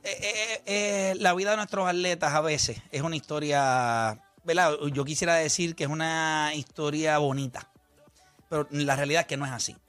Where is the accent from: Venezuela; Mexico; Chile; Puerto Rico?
Puerto Rico; Las Piedras; also born or lived in Humacao; yo soy de las piedras, eh, nací en Humacao